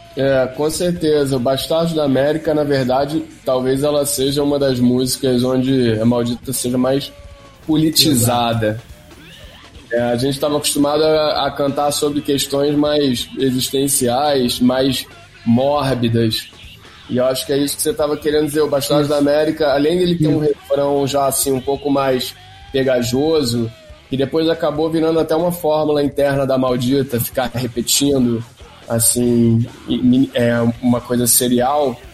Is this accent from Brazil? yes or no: yes; Rio de Janeiro, Brazil; eu venho ali do Jardim Botânico